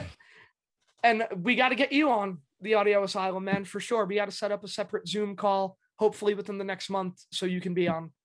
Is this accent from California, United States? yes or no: no; New York City, New York, United States; I grew up in the Bronx